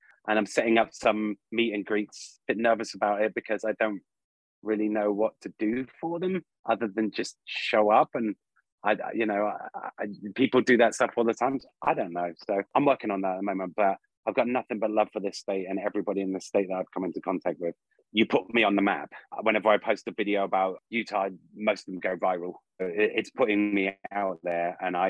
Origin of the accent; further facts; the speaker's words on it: England, United Kingdom; now in United States; I could declare my freedom from England, but I do love my home country as much as I love America. So I feel like I'm English-American.